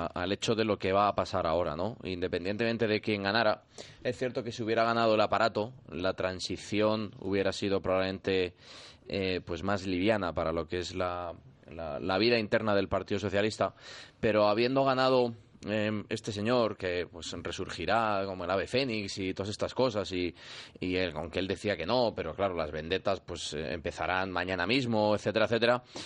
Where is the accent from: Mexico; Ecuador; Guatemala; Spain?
Spain; Yo como español